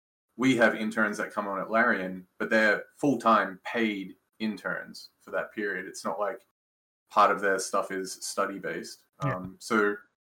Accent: Canberra, Australian Capital Territory, Australia; moved away as an adult; now in Canada; I come from Canberra, Australia. So it's the capital of Australia

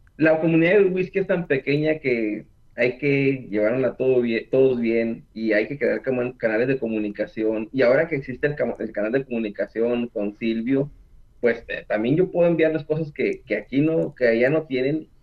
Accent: Mexico; moved away as an adult; now in Houston, United States; yo soy mexicano

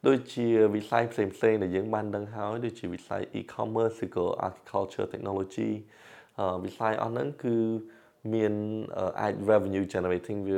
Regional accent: Cambodia; born or raised there

